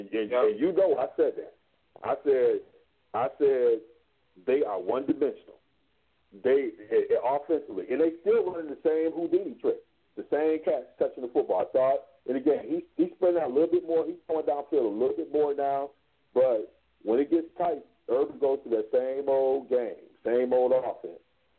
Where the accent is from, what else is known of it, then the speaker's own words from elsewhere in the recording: Ann Arbor, Michigan, United States; now in Madison, United States; I grew up in Ann Arbor, Michigan, and now I'm over here working at the university over there in the Badger neighborhood.